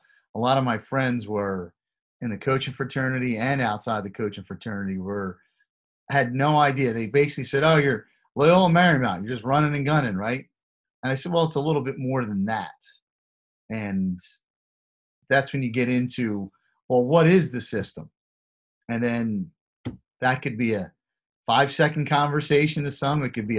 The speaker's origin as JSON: {"language": "English", "town": "Philadelphia", "region": "Pennsylvania", "country": "United States", "tie": "born or raised there", "said": "growing up in Philadelphia"}